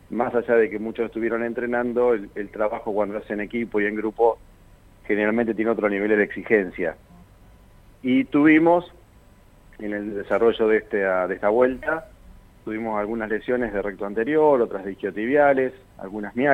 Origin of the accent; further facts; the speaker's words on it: Gualeguaychú, Entre Ríos, Argentina; moved away; yo no soy de la ciudad. Yo soy nacido en Gualeguaychú, en la provincia Entre Ríos.